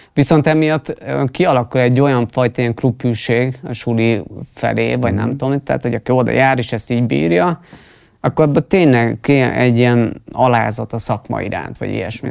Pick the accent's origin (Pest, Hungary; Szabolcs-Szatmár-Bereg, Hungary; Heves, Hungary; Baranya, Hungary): Pest, Hungary; én Pest megyei vagyok